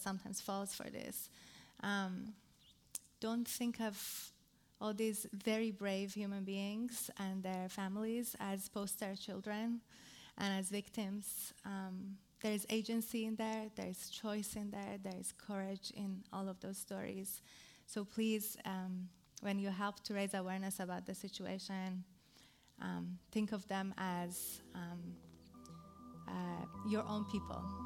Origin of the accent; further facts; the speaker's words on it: Iran; I come from Iran. Iran